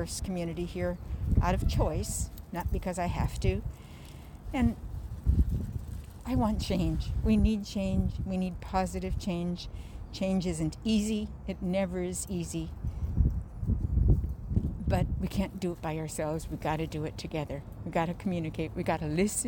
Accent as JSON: {"language": "English", "region": "Wisconsin", "country": "United States", "also_born_or_lived": "South Minneapolis, Minnesota", "moved": "yes", "lives_now": "Minneapolis, United States", "said": "from South Minneapolis, originally Wisconsin"}